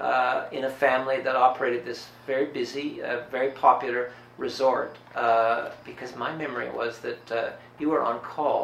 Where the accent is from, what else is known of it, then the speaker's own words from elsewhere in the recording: Barry's Bay, Ontario, Canada; growing up in Barry's Bay in the 60s